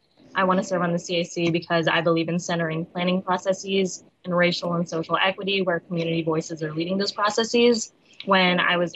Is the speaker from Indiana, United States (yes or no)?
no; San Francisco, California, United States; I was born and raised in the Tenderloin, and I moved back and forth between there and Soma my entire life. I'm currently in school for urban planning at San Francisco State University